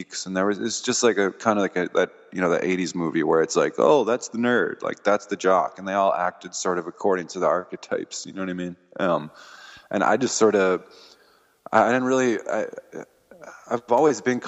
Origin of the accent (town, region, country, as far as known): Massachusetts, United States; born or raised there; also born or lived in Denver, Colorado / Fort Collins, Colorado